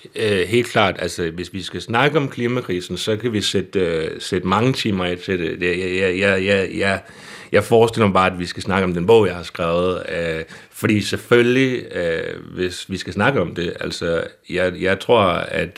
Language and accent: Danish; Søhøjlandet, Central Denmark Region, Denmark; Så jeg er også selv fra Søholandet